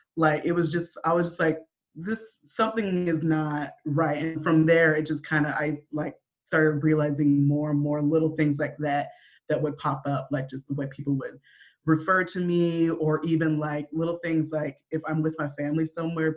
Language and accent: English; Olympia, Washington, United States; I was raised in Olympia, Washington, Washington State, not DC